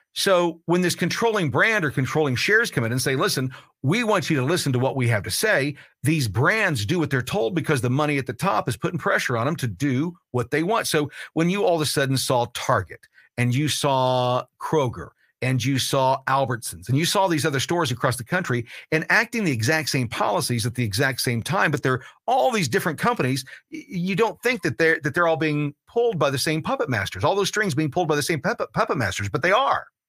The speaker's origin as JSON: {"language": "English", "country": "United States", "said": "I'm an American"}